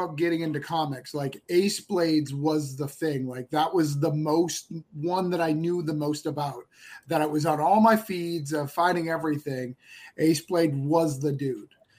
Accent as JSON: {"language": "English", "town": "Rochester", "region": "New Hampshire", "country": "United States", "tie": "born or raised there", "said": "It's set in my hometown of Rochester, New Hampshire. It's like a love letter to the state that I grew up"}